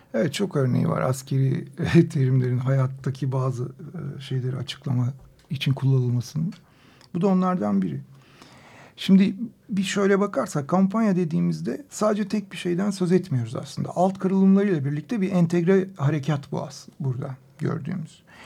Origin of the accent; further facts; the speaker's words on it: Turkey; Burası Orta Doğu, burası Türkiye, burası bizim coğrafyamız.